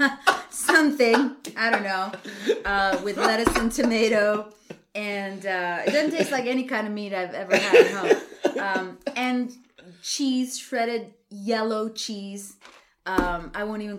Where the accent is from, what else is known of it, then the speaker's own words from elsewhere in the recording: Laredo, Texas, United States; moved away as an adult; also born or lived in College Station, Texas; there was a Taco Bell in my hometown